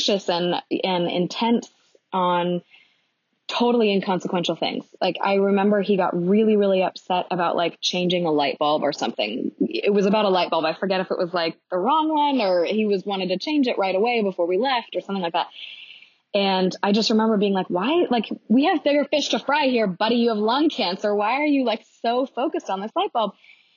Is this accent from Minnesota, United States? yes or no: no; Los Angeles, California, United States; also born or lived in New York; now in Portland, United States; growing up in Los Angeles